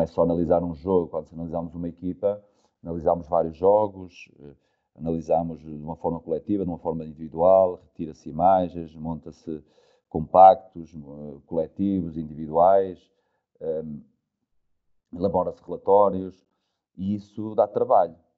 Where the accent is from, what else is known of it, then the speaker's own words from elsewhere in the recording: Amares, Norte, Portugal; moved away as an adult; also born or lived in Rio Maior; um clube da minha terra, que era o Futebol Clube da Mares